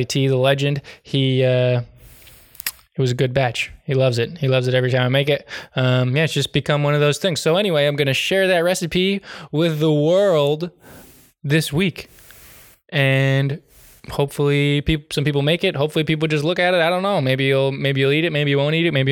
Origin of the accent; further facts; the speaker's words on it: New England, United States; I'm from New England